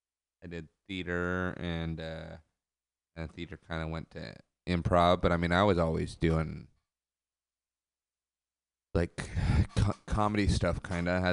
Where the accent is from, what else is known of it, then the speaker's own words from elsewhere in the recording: Monterey, California, United States; when I was growing up there